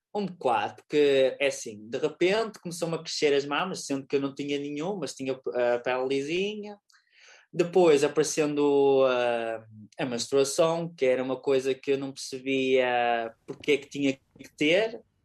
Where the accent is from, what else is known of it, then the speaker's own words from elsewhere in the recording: Lousada, Norte, Portugal; eu sou de Lousada